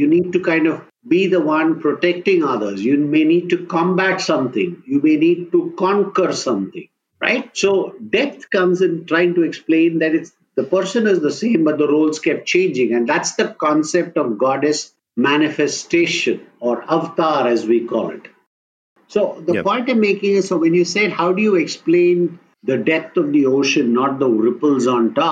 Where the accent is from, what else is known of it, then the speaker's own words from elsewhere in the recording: South India, India; I come from the South and my wife is a Sindhi